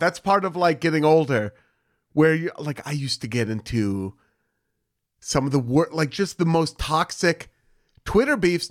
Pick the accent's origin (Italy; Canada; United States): United States; Beaverton, Oregon; I'm from Portland, Oregon. I'm from Beaverton, Oregon, if anyone wants to get really specific, which is a suburb of Portland, Oregon